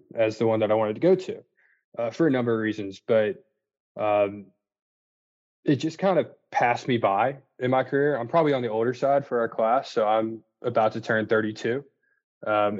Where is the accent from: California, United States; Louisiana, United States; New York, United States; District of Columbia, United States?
Louisiana, United States; New Orleans; born and raised in New Orleans, which was a fantastic place to grow up